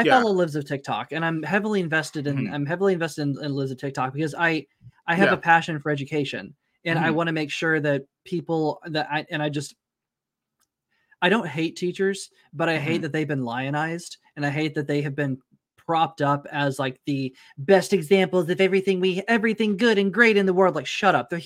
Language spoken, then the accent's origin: English; Tulsa, Oklahoma, United States; it's about like 30 minutes north of Tulsa where I grew up